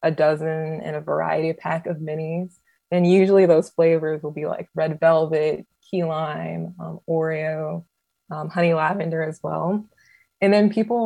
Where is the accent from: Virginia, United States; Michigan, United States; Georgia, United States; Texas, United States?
Georgia, United States; Atlanta; I'm from Metro Atlanta